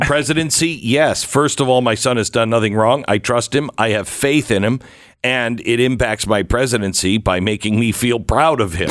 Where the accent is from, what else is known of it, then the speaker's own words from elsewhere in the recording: Mount Vernon, Washington, United States; also born or lived in Sumner, Washington / Bellingham, Washington; I grew up mainly in a small little town north of Seattle called Mount Vernon